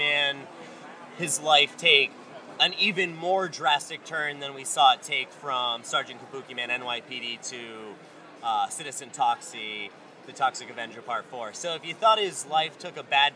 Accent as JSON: {"language": "English", "region": "Maine", "country": "United States", "said": "I'm a little Mainer boy"}